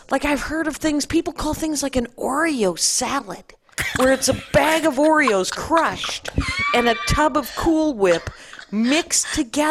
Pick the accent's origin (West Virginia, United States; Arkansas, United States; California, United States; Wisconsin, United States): Wisconsin, United States; I am from Wisconsin.